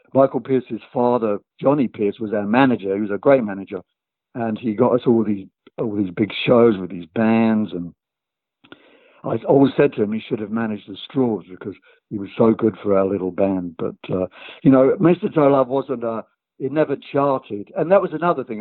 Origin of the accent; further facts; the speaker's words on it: London, United Kingdom; we came from London, a town called Tooting, and we were in the same school